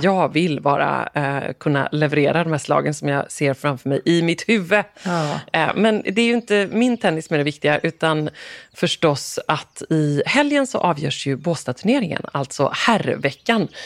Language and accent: Swedish; Gothenburg, Västra Götaland, Sweden; moved away; also born or lived in Falsterbo; som göteborgare ja. boende här